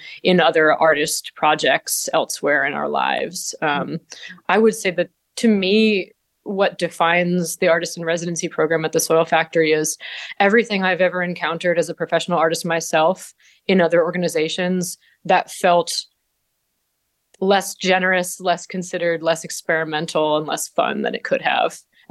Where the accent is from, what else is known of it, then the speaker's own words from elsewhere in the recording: Vermont, United States; moved away as an adult; now in Ithaca, United States; I'm from Vermont originally, and I grew up kind of in the rain shadow of bread and puppet theater